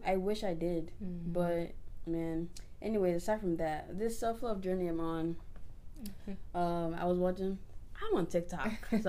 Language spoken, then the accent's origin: English; United States; growing up in America